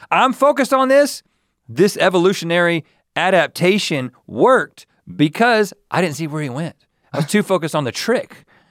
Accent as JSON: {"language": "English", "region": "North Carolina", "country": "United States", "tie": "born or raised there", "said": "growing up in North Carolina"}